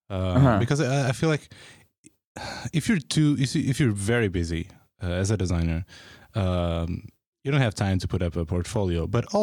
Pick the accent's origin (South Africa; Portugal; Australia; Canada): Portugal; now in San Francisco, United States; People like me from coming from Portugal, like even if I lived here, even if I'm like from San Francisco